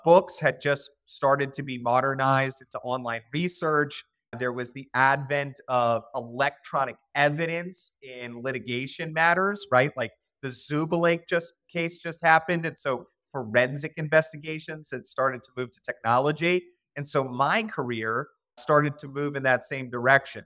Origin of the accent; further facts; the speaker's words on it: Boston, Massachusetts, United States; also born or lived in Cincinnati, Ohio; now in Richmond, Virginia, United States; I was born in Beth Israel Hospital, right in downtown Boston.